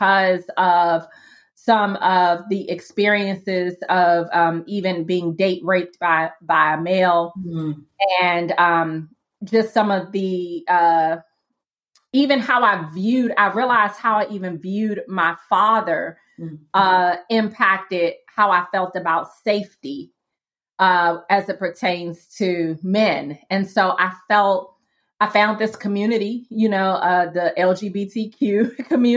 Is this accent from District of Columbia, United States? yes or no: yes; Washington, District of Columbia, United States; But I grew up in Washington, D.C., didn't grow up in a Christian home.